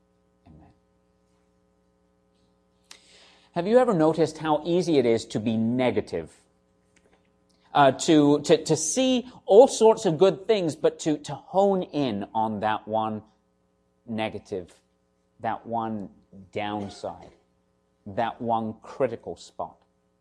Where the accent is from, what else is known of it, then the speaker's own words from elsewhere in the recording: South West England, United Kingdom; What's left of my accent may give away. I'm actually from the southwest of England, spent quite a lot of time in London working in the hospitality industry.